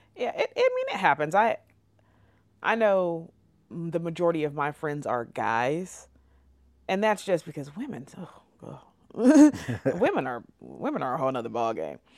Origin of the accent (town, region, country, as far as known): California, United States; now in Oklahoma, United States